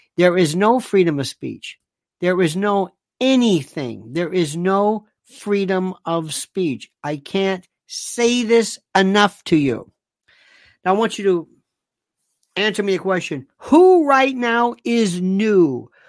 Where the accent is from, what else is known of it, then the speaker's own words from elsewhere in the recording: Tampa, Florida, United States; Tampa, my hometown